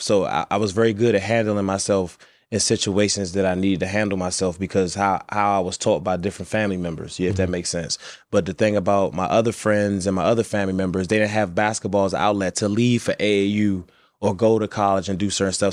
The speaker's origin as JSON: {"language": "English", "town": "Washington", "region": "District of Columbia", "country": "United States", "tie": "born or raised there", "said": "I grew up in D.C., but I grew up in the roughest neighborhoods"}